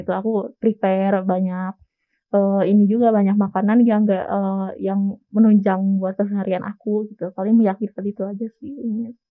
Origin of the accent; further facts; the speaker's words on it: Sumedang, West Java, Indonesia; moved away as an adult; now in Bandung, Indonesia; asal aku dari Kota Sumedang